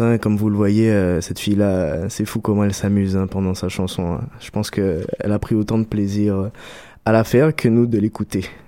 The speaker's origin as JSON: {"language": "French", "country": "Guadeloupe", "said": "en tant que bon Guadeloupéen"}